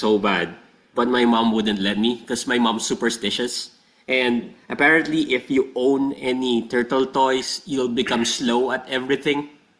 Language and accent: English; Saudi Arabia; moved away; When I was growing up in Saudi.